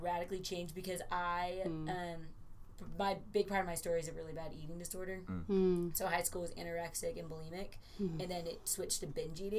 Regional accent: California, United States; now in Texas, United States; I would almost argue that everything was more Christian because I came from California to Texas.

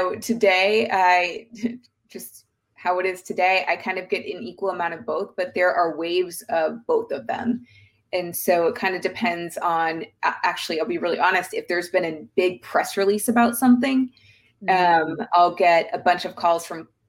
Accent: the South, United States; I'm from the South

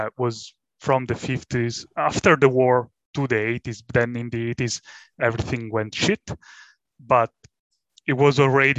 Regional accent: Italy; born or raised there

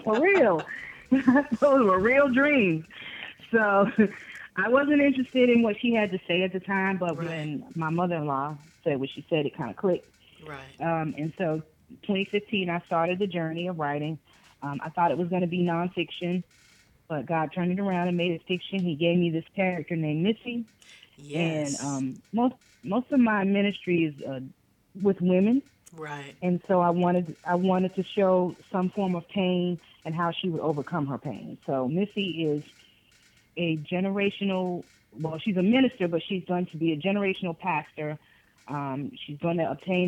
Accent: Boston, Massachusetts, United States; now in Durham, United States; I'm originally from Boston, Massachusetts

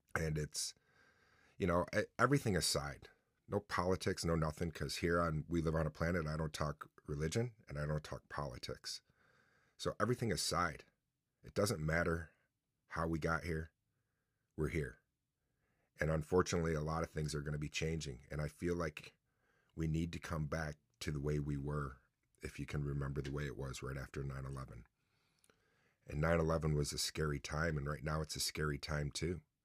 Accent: Mexico, New York, United States; also born or lived in New Haven, New York / Oswego, New York; I was getting in trouble a lot in my hometown of Mexico. New Haven's really my hometown

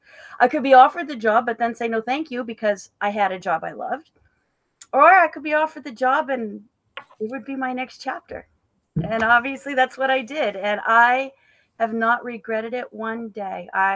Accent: northern Maine, United States; I am from Maine, born and raised from the tip top of Maine. My house was 10 minutes from the Canadian border. I've been working my way south. I got to the Augusta area, which is about halfway.

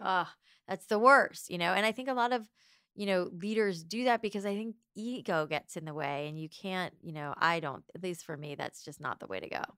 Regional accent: Boca Raton, Florida, United States; moved away as an adult; also born or lived in New York; I grew up in, uh, South Florida

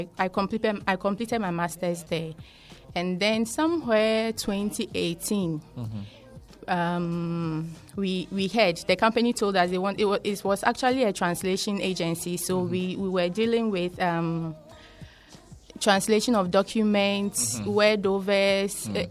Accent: Akosombo, Eastern Region, Ghana; moved away as an adult; also born or lived in Accra; my childhood, basically everything was in Akosombo

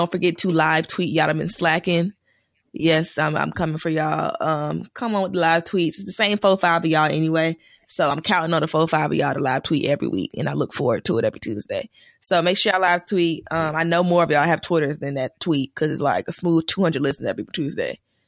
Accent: South Miami, Florida, United States; I'm from South Miami.

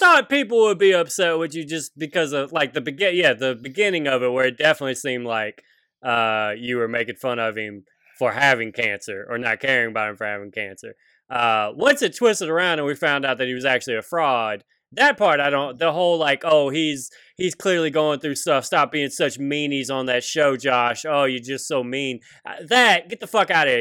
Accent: Baton Rouge, Louisiana, United States; moved away; I'm from Baton Rouge, and because Big Baby's only, like, two years older than me, our, our high school, Dem Springs

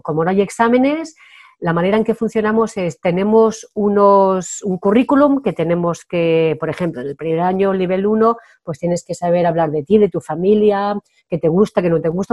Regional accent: Spain; first language Spanish; moved away as an adult; also born or lived in France; soy muy española

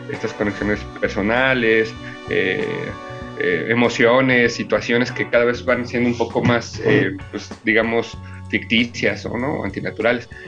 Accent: Milpa Alta, Mexico City, Mexico; los que iniciamos somos los que somos de Milpalta

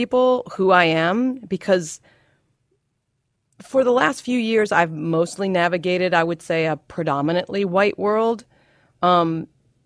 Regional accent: Baltimore, Maryland, United States; I grew up in Baltimore

